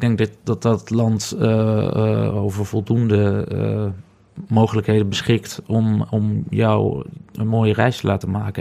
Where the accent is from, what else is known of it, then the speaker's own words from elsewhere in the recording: Netherlands; also born or lived in Ghana; ik ben Nederlander